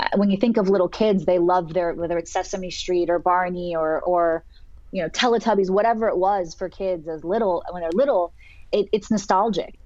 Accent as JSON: {"language": "English", "town": "Santa Cruz", "region": "California", "country": "United States", "tie": "born or raised there", "moved": "as an adult", "lives_now": "Los Angeles, United States", "said": "growing up in Santa Cruz as a little surfer girl"}